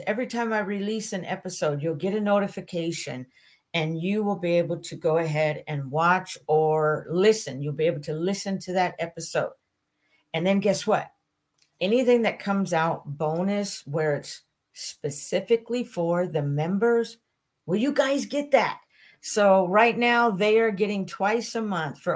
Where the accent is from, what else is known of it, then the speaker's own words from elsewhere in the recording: St. Maries, Idaho, United States; my hometown listeners in St. Mary's, Idaho